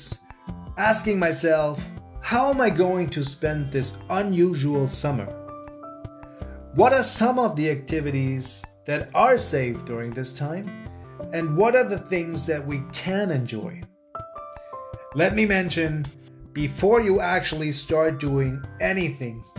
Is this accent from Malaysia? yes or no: no; Germany; now in Canada; in case if you are wondering where this charming accent is from, I am originally from Germany, so I am a German living in Canada